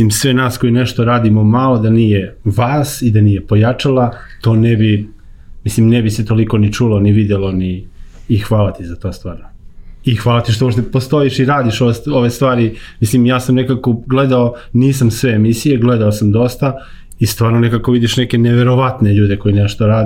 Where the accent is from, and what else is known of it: Ovčar Banja, Šumadija and Western Serbia, Serbia; also born or lived in Čačak